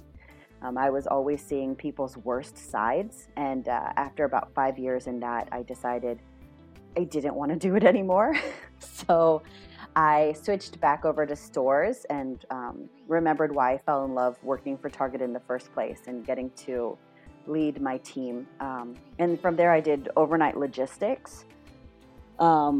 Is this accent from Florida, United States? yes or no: no; Rockville, Maryland, United States; moved away as an adult; also born or lived in Massachusetts / Long Island, New York / Minneapolis, Minnesota / Washington, D.C.; now in South Korea; I moved to Rockville, Maryland, which is right outside of Washington, D.C., when I was 10 years old. So I spent my middle school, high school, formative years in Rockville, Maryland